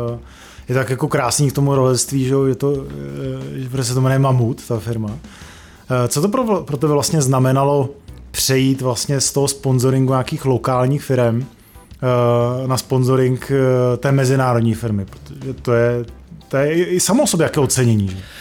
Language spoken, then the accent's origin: Czech; Prague, Czechia; jsme se narodili v Praze